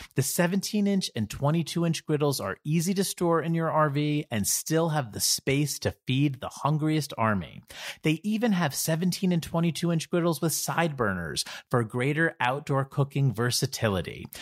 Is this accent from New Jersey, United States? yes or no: yes; New Jersey, United States; I'm from New Jersey